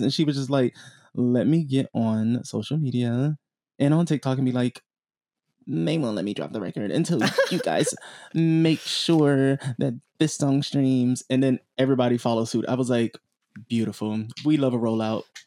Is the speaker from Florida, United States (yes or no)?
yes; South Florida, United States; I'm from South Florida